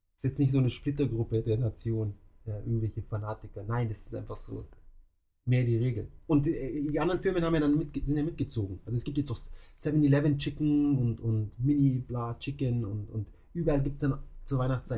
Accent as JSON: {"language": "German", "town": "Munich", "region": "Bavaria", "country": "Germany", "moved": "as an adult", "lives_now": "Tokyo, Japan", "said": "bei uns in München"}